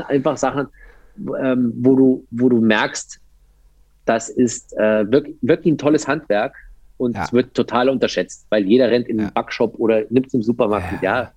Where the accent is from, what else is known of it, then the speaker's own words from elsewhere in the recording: Landsberg am Lech, Bavaria, Germany; now in Berlin, Germany; Also ich komme eigentlich aus den Bergen so ein bisschen. Ja. Ich habe äh, aus Landsberg am Lech hast du so eine gute Stunde bis zum Fuß der, äh, der Zugspitze.